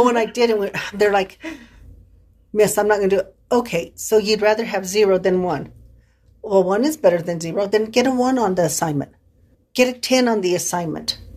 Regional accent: San Luis Valley, Colorado, United States; accent: Valley; moved away; I born and raised in the San Luis Valley. I will probably always be a Valley girl.

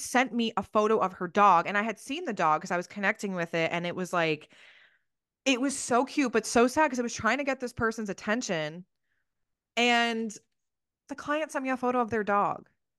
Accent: New Jersey, United States; I'm from Jersey

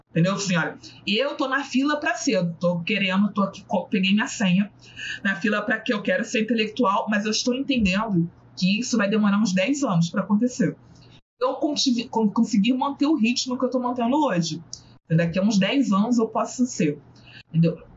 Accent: Southeast, Brazil; eu já cheguei num absurdo de eh, ouvir que eu sofro menos porque eu sou do Sudeste. E ela, a moça, era do Nordeste.

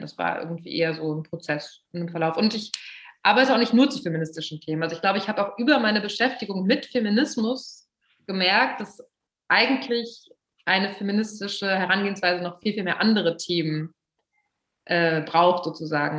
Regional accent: Braunschweig, Lower Saxony, Germany; now in Berlin, Germany; ich bin in Braunschweig aufgewachsen

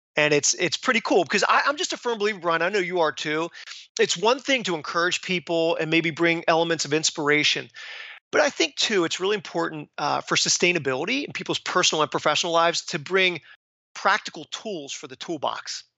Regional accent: Philadelphia, Pennsylvania, United States; I am from Philadelphia

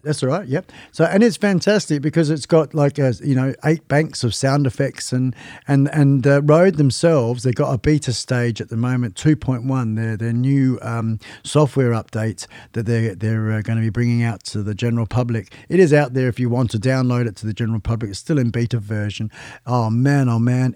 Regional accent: Western Australia, Australia; I'm West Australian. Um, been living in this state for, oh gosh, about thirty years.

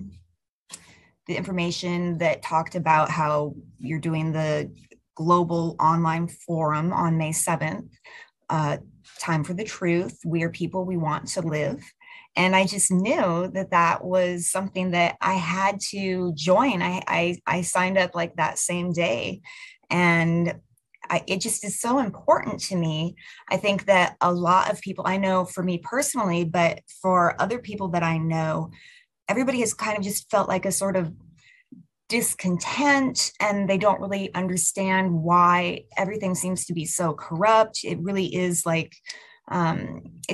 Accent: United States; I am from the United States of America.

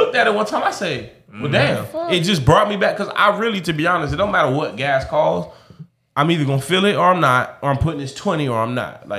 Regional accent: Miami, Florida, United States; I'm a nigga from Miami still at the end of the day.

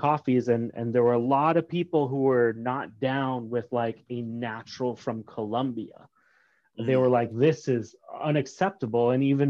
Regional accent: Massachusetts, United States; also born or lived in Berlin, Vermont; And I spent about 6 years embedded in that snow until I moved to Massachusetts, where I had all my formative years.

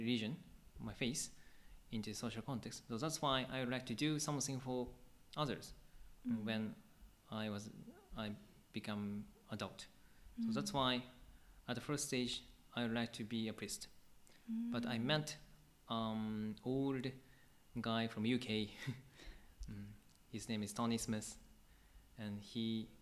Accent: Akabane, Tokyo, Japan; I grew up in Akabane Church

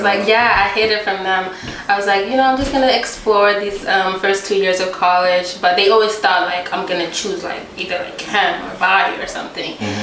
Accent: United States; English is a second language; also born or lived in Tanzania; I was born in a refugee camp. So we lived there for like 9 years, and finally we were able to come to America through like immigration, and I came when I was like 9 years old

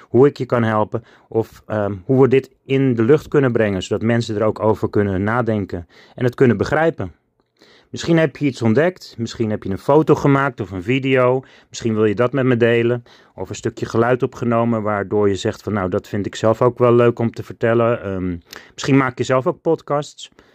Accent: Alkmaar, North Holland, Netherlands; Ik woon in Alkmaar. Ik ben geboren in Alkmaar op 5 augustus 1977

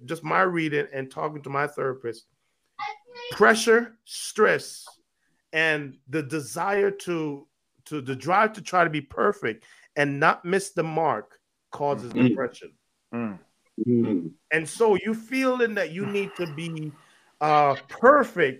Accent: Jamaica; as a Jamaican

